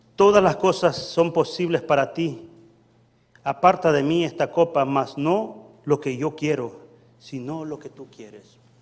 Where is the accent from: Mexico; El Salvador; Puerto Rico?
El Salvador; moved away; yo vengo del Salvador, soy salvadoreño eh, muy honrosamente, doblemente salvadoreño. Salvadoreño de nacimiento